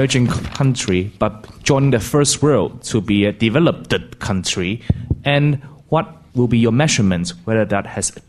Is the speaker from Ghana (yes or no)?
no; China; I'm from China.